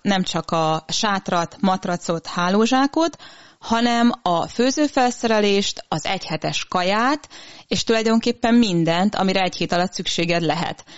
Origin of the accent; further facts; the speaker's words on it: Transylvania, Romania; now in Hungary; én Erdélyben születtem, úgyhogy először az Erdélyi Kárpát Egyesülettel túráztam